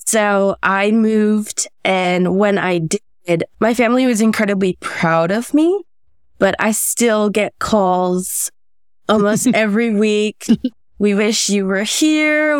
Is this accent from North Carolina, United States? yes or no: no; Los Angeles, California, United States; moved away as an adult; also born or lived in Bay Area, California; now in San Francisco Bay Area, United States; I was born in Southern California, um, in Los Angeles County, as were my parents